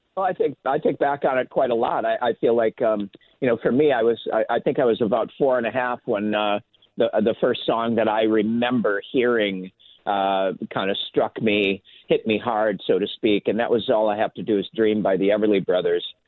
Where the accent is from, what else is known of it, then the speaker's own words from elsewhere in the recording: Minnetonka, Minnesota, United States; in the suburbs uh, where I grew up in Minnetonka Hopkins area